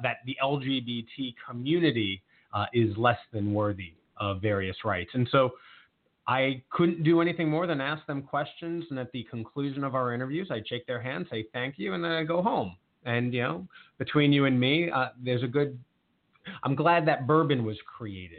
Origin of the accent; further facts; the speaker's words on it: Long Island, New York, United States; now in Montgomery County, United States; I am originally from Long Island, New York